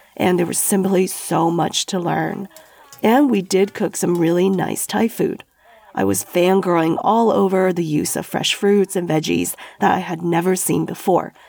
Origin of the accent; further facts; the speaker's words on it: Sichuan, China; I'm from Sichuan, the chili capital of China